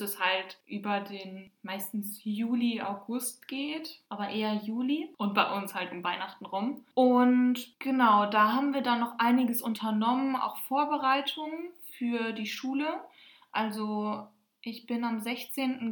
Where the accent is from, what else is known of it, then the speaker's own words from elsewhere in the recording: Germany; bei uns in Deutschland